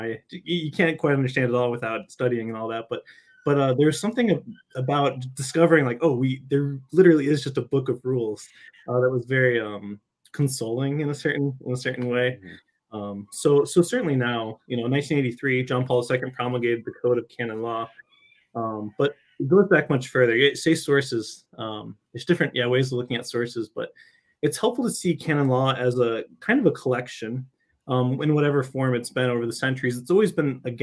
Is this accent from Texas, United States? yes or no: no; Michigan, United States; also born or lived in California / Rome; I'm from Michigan originally